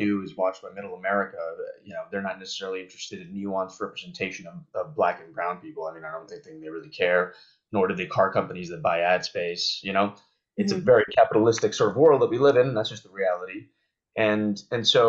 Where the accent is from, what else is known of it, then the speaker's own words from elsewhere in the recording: Banff, Alberta, Canada; also born or lived in Calgary, Alberta; I grew up in Canada. For those who don't know, I grew up in Banff, which is a very touristy spot in Canada